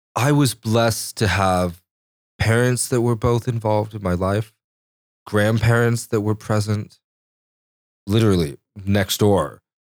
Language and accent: English; Chelan, Washington, United States; also born or lived in Corpus Christi, Texas; growing up near Chelan